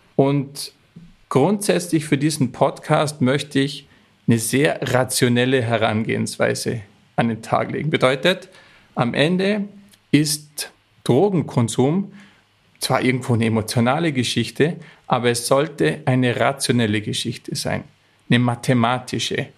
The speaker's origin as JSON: {"language": "German", "country": "Austria", "said": "stamme ich aus den Bergen Österreichs"}